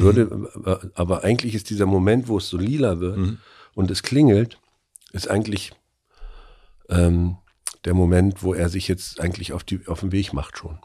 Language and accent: German; Mecklenburg-Vorpommern, Germany; ich bin ja nur auch in der DDR groß geworden